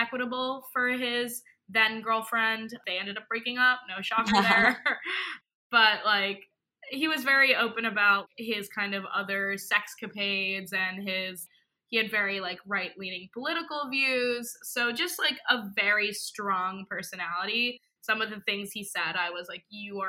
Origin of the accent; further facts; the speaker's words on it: New York, United States; I'm from New York, born and raised